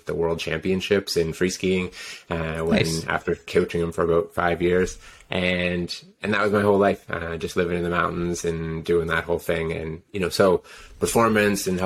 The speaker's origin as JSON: {"language": "English", "region": "Ontario", "country": "Canada", "tie": "born or raised there", "also_born_or_lived": "Whistler", "moved": "as an adult", "said": "I grew up in Ontario, and I was a skier"}